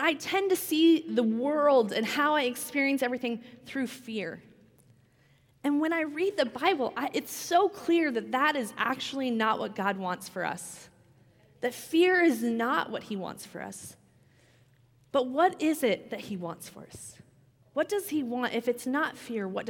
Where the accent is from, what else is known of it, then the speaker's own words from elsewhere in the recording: Washington, United States; also born or lived in California; we grew up in Washington, got married here